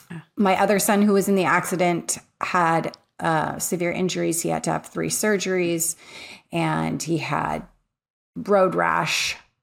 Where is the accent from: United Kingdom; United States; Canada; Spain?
United States; California; So I grew up in Southern California.